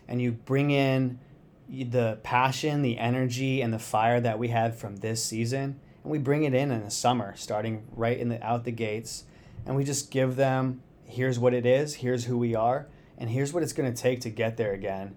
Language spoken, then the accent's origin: English; Phoenix, Arizona, United States; moved away as an adult; I grew up in Phoenix, Arizona